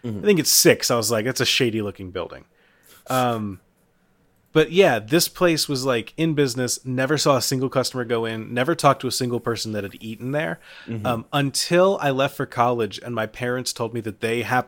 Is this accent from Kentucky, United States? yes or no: yes; Florence, Kentucky, United States; a restaurant in my hometown